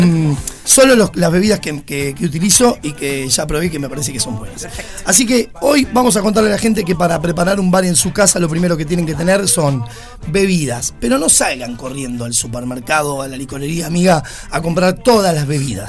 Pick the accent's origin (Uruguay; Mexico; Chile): Uruguay; somos los uruguayos